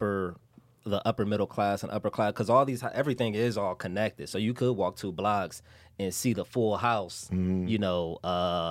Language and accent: English; San Francisco, California, United States; I'm from San Francisco